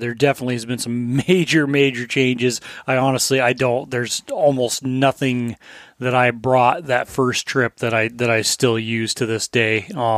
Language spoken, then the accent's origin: English; Colorado, United States; I grew up in Southern Colorado. We didn't have much money, but Cabela's was like the one store.